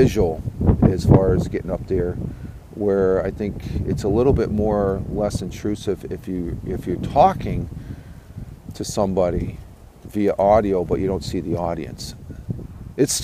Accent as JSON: {"language": "English", "area": "Tioga County", "region": "upstate New York", "country": "United States", "tie": "born or raised there", "said": "upstate here, where I grew up here in Tioga County"}